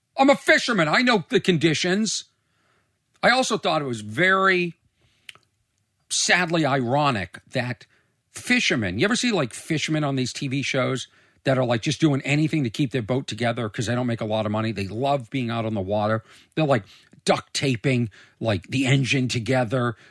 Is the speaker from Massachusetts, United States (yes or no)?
yes; Boston, Massachusetts, United States; also born or lived in Los Angeles; I'm from Boston